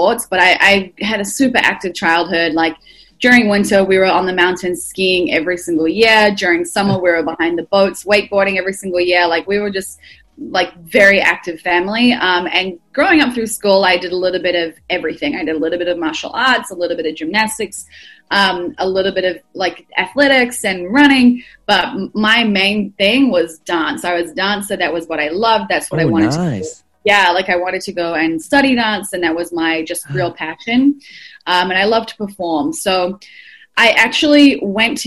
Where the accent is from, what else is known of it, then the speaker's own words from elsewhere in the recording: Auckland, New Zealand; moved away as an adult; also born or lived in United States; now in Melbourne, Australia; I've been in Australia for coming up 7 years, but I grew up in New Zealand.